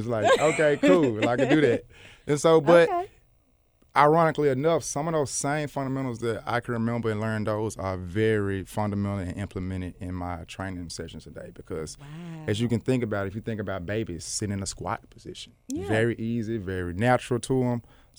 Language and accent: English; Memphis, Tennessee, United States; born or raised there